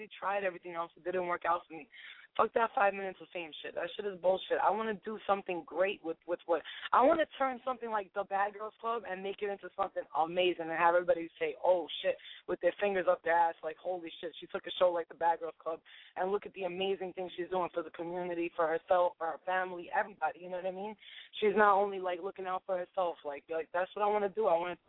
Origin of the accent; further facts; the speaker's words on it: New York City, New York, United States; I'm from Staten Island